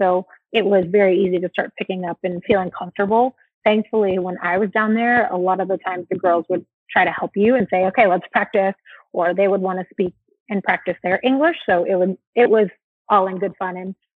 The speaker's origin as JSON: {"language": "English", "region": "California", "country": "United States", "tie": "born or raised there", "first_language": "es", "lives_now": "Arizona, United States", "said": "So Spanish was my first language growing up. thanks to my dad and the nanny that we had growing up in California. When we moved to Arizona"}